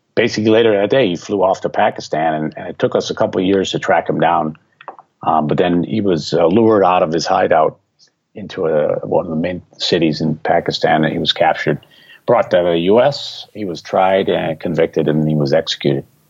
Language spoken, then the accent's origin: English; Milwaukee, Wisconsin, United States; moved away as an adult; I was living in Milwaukee, Wisconsin. That's my hometown